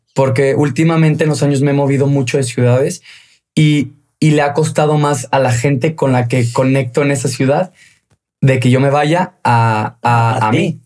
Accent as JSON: {"language": "Spanish", "town": "León", "region": "Guanajuato", "country": "Mexico", "moved": "yes", "said": "Yo soy de León, Guanajuato."}